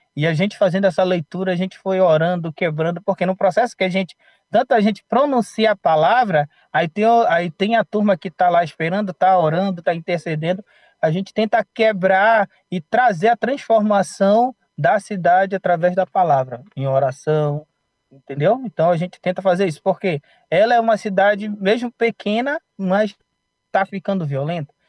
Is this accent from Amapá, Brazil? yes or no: yes; Amapá, Brazil; moved away as an adult; now in Aracaju, Brazil; sou do estado do Amapá, mas moro em Aracaju agora, Sergipe